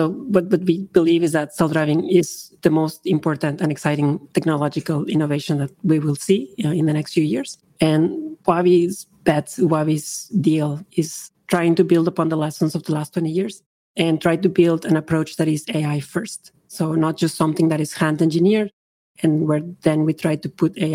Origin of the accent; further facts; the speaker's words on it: Mexico; moved away as an adult; also born or lived in Vancouver, Canada; now in Toronto, Canada; I was born and raised in Mexico